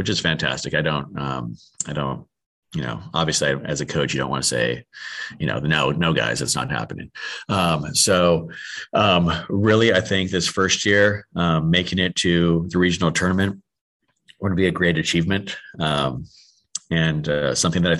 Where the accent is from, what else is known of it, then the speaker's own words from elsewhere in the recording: Southern California, United States; also born or lived in El Segundo, California; now in Texas, United States; I'm born and raised in Southern California